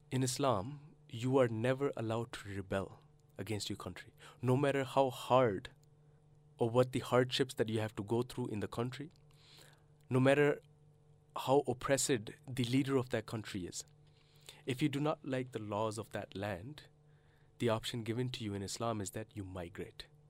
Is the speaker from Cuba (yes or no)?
no; Canada; moved away as an adult; also born or lived in Karachi, Pakistan; now in Australia; I grew up in Canada, and I did my studies in Canada